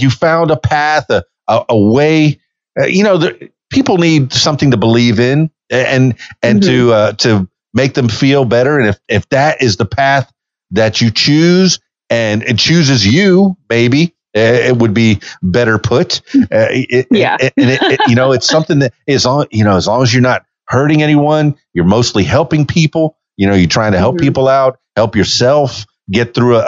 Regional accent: Fort Lauderdale, Florida, United States; also born or lived in Miami; I was born in Miami, raised in Fort Lauderdale. I went to Western High School

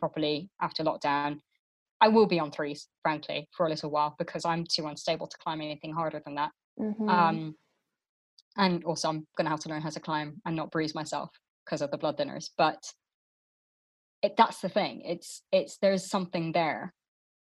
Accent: Luxembourg; now in United Kingdom; when I grew up in Luxembourg

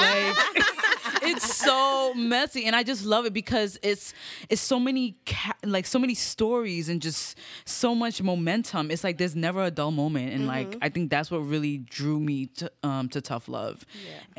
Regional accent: Brooklyn, New York, United States; I'm a singer-songwriter, born and raised in Brooklyn, New York, East Flatbush.

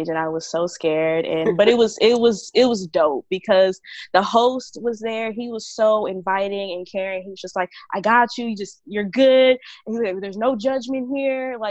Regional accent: Dallas, Texas, United States; I'm a poet from Dallas, Texas

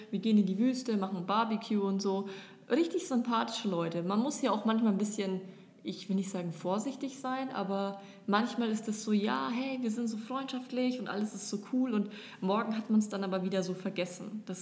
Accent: Germany; now in Dubai, United Arab Emirates; Aber wir, so als typische Deutsche, sind es halt einfach nicht gewohnt so.

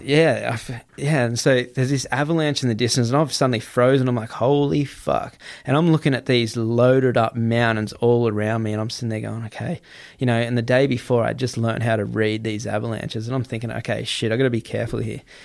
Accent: Gold Coast, Queensland, Australia; I'm Australian, man. I grew up on the Gold Coast

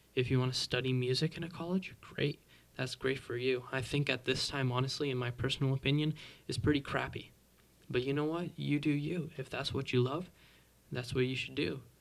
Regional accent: Mississauga, Ontario, Canada; I'm a drummer from Toronto, or well, technically Mississauga

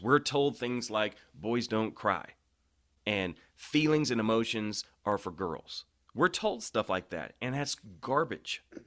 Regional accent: St. Louis, Missouri, United States; I was born in Saint Louis

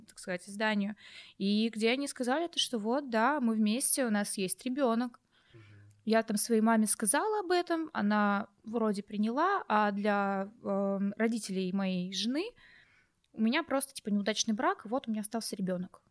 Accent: Crimea, Ukraine; я вообще из Крыма. Угу. Я родилась при Украине

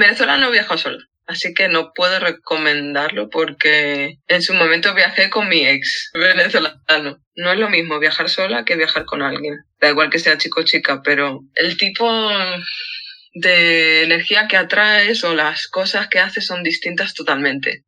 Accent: Madrid, Community of Madrid, Spain; sobre todo en el puente, que es de donde soy yo, que son las casas bajas. Yo siempre he, vivido en una casa baja con patio

